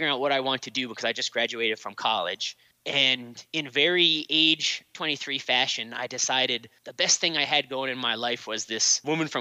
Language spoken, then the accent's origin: English; North Shore of Massachusetts, United States; moved away as an adult; also born or lived in Philadelphia / New York City; now in Somerville, United States; I was born on the North Shore of Massachusetts